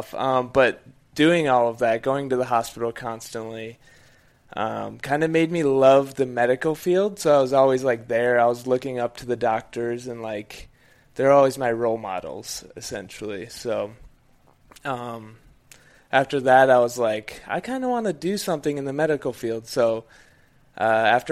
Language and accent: English; Menomonie, Wisconsin, United States; I grew up in a little town in Wisconsin called Menominee